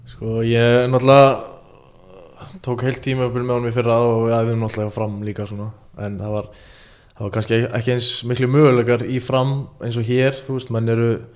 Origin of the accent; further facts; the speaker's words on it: Iceland; ég er frá Ólasík